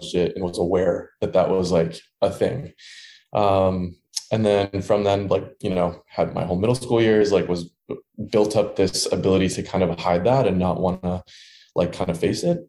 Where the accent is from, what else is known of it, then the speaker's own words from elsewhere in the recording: Dearborn, Michigan, United States; moved away as an adult; also born or lived in Ann Arbor, Michigan; now in Chicago, United States; I grew up in Michigan in a town called Dearborn, Michigan, which is right outside of Detroit